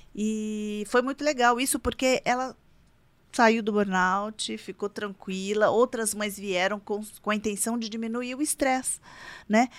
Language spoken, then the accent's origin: Portuguese; Itajubá, Minas Gerais, Brazil; now in São José dos Campos, Brazil; eu sou do interior, eu sou de Minas, eu sou de Itajubá